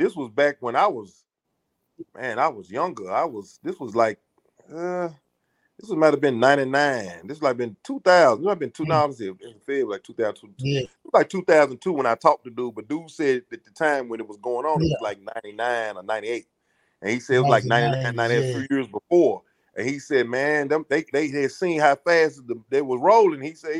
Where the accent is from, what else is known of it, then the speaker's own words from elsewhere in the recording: Memphis, Tennessee, United States; No, Memphis is not, you know, a lot of people, they come down here, and even from back in the days, they pretty much know the business now